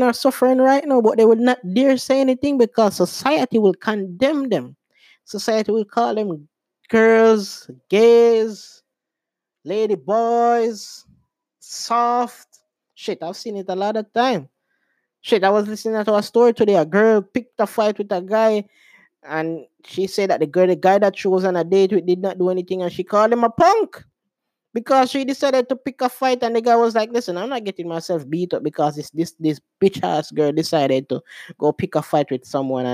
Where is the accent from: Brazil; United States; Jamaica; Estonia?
Jamaica; I'm Jamaican